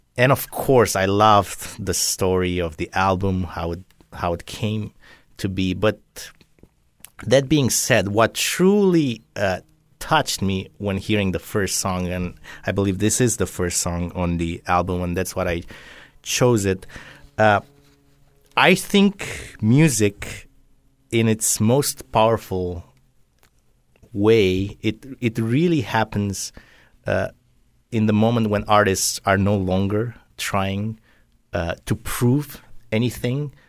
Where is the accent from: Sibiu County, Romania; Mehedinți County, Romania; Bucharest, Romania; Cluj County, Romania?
Mehedinți County, Romania; Drobeta-Turnu Severin; also born or lived in Philadelphia, United States; now in Southwest Florida, United States; I was born in a town on the Danube in Romania. This is in the southwest. Uh, it's called Roberta Turnu uh, Severin